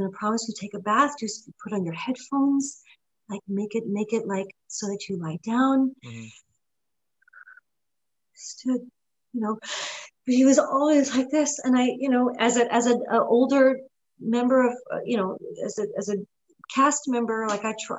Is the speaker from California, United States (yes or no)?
no; New York, United States; also born or lived in Lugano, Switzerland; I was born in Lugano, Switzerland, but I grew up in New York.